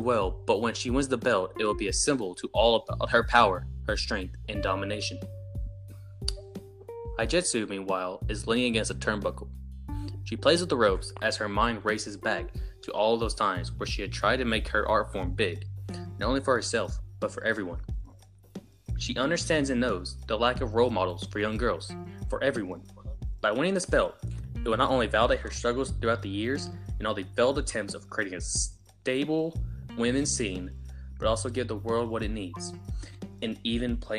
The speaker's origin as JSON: {"language": "English", "region": "the South", "country": "United States", "accent": "Southern", "said": "I'm from the South. Us in the South, we speak one language, and that's English"}